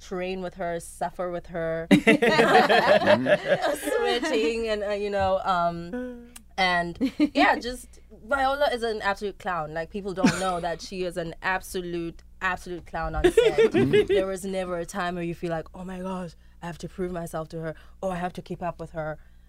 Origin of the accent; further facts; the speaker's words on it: South Africa; And I was shocked because I am South African. This is a story that happened in Africa, and I'd never, ever, ever, ever, ever heard of it.